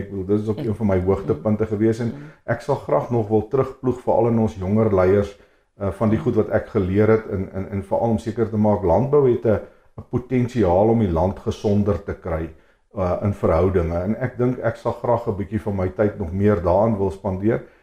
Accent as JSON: {"language": "Afrikaans", "region": "Free State", "country": "South Africa", "tie": "born or raised there", "said": "ek het in die Vrystaat groot geword"}